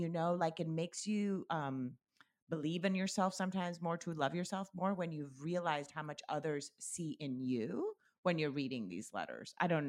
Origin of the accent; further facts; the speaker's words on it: Colombia; And growing up in Colombia, my grandmother lived in the States and we lived in Colombia.